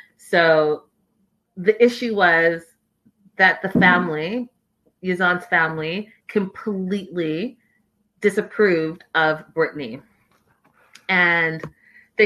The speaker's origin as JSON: {"language": "English", "country": "Canada", "said": "I'm Canadian"}